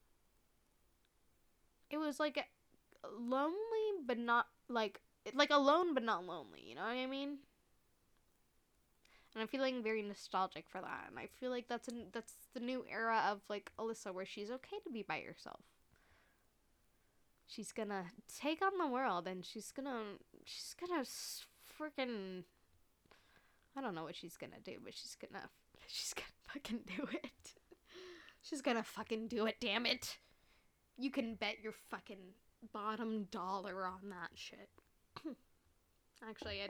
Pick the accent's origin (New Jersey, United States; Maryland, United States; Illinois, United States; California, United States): California, United States; Bay Area; we're both from the Bay Area